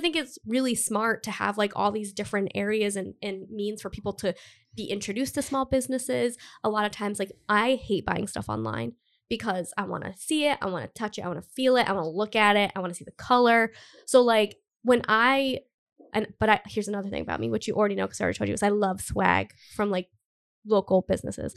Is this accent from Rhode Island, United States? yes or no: yes; Cumberland, Rhode Island, United States; also born or lived in Providence, Rhode Island; I grew up in Cumberland. I've lived in Providence for, like, almost ten years